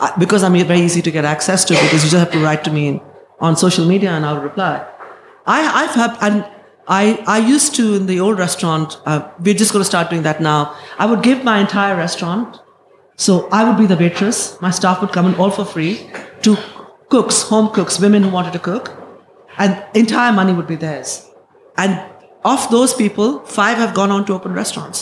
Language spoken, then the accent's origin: English; India; moved away as an adult; now in London, United Kingdom; I have lived in England longer than I have lived in India.